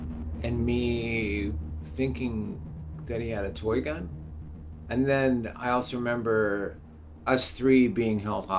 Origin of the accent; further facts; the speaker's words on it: Seattle, Washington, United States; born and raised in Seattle, grew up in Rainier Valley, went to all the alternative schools